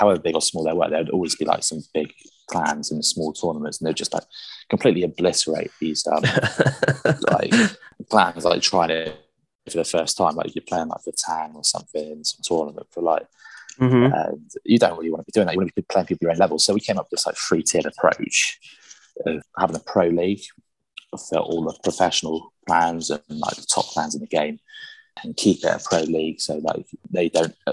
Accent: South West England, United Kingdom; I'm from England in the UK.

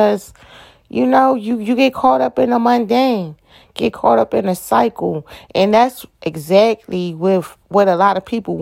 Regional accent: Atlantic City, New Jersey, United States; moved away as an adult; now in Georgia, United States; I am originally from Atlantic City, New Jersey. That's where I was born and raised.

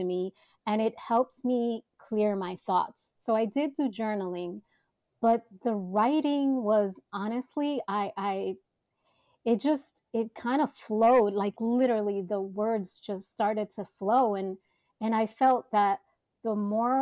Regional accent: New York City, New York, United States; born and bred in Manhattan

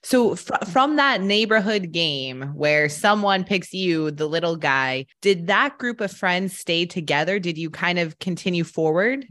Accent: Colorado, United States; I grew up in Colorado

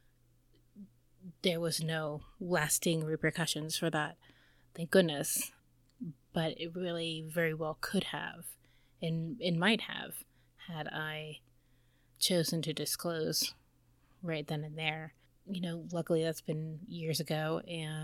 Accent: United States; I am American

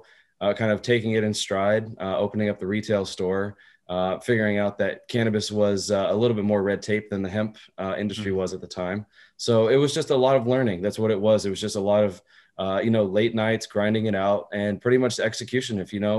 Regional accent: Texas, United States; also born or lived in Germany; I was born in Germany, spent a lot of my time traveling as a kid, finally ended up in Texas, did all grade school through there, finished graduated high school

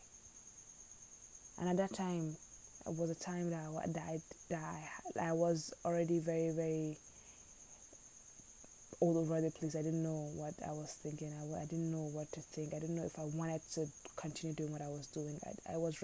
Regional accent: Nigeria; as a Nigerian

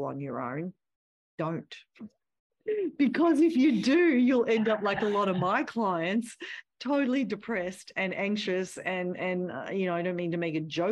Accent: Australia; moved away as an adult; I'm from Australia.

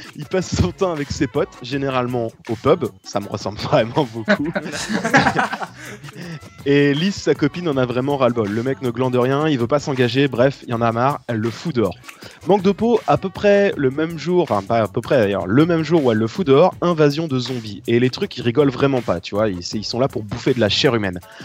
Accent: northern France, France; nous, dans le nord de la France

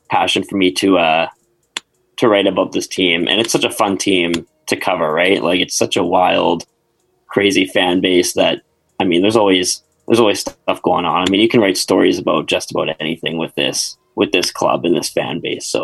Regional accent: Victoria, British Columbia, Canada; I'm fr- I'm from uh, Victoria on the island here.

